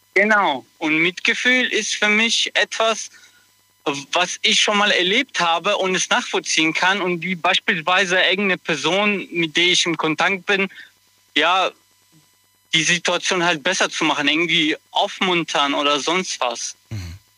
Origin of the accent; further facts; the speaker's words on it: Kottenheim, Rhineland-Palatinate, Germany; Ich komme aus Kottenheim, das ist neben Mayen in Rheinland-Pfalz